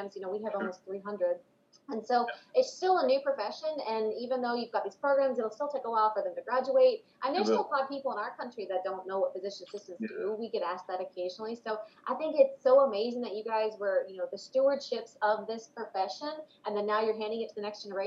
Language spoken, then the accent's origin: English; United States; as an American